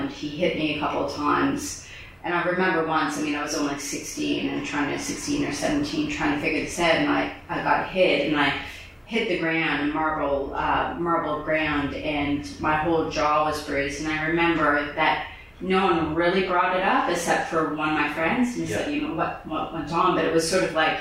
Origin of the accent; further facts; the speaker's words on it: Canada; moved away; also born or lived in France; I'm originally from Canada